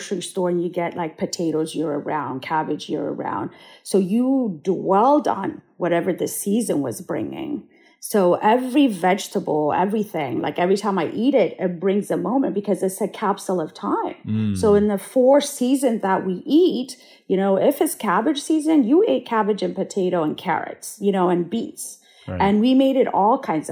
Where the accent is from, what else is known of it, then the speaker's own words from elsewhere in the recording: Addis Ababa, Ethiopia; now in Santa Barbara, United States; I was born and raised in Addis Ababa